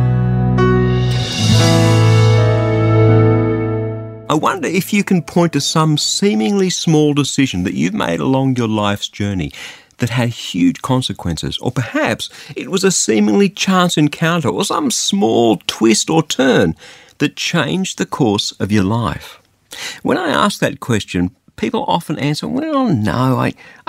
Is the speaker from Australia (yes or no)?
yes; Australia; I'm an Australian and not an Afghani, Albanian, Algerian, Angolan, Armenian, or anything else